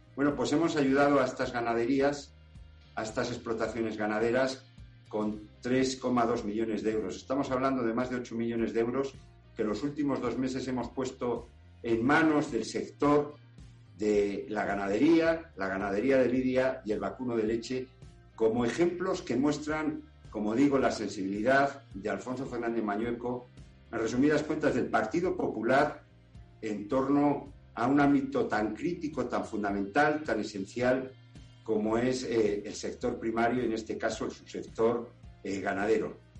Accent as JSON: {"language": "Spanish", "region": "Castile and León", "country": "Spain", "said": "el origen de lo que somos los castellanos y leoneses"}